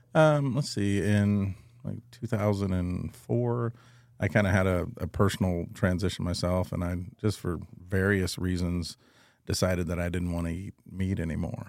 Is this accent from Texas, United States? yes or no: yes; Cuero, Texas, United States; now in San Antonio, United States; I'm originally from San Antonio. I was raised in Cuero, Texas